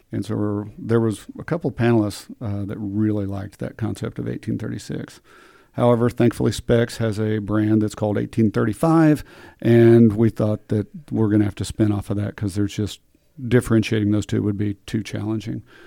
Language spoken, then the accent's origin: English; Midland, Texas, United States; I grew up in Midland